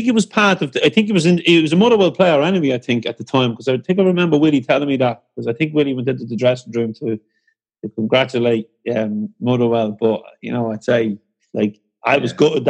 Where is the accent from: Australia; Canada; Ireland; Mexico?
Ireland; Drogheda, Leinster; my hometown, which is League of Ireland team, Drogheda United.